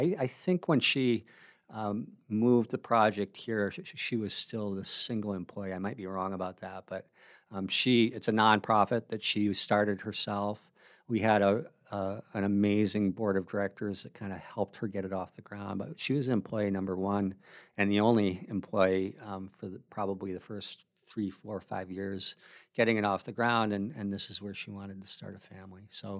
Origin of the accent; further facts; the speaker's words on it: Minnesota, United States; now in Bellingham, United States; I moved to Bellingham from the Midwest. And I think it's probably a well-known secret that everybody in Minnesota loves, the three things about Washington that Minnesotans love, there's two things that we do have that we love about here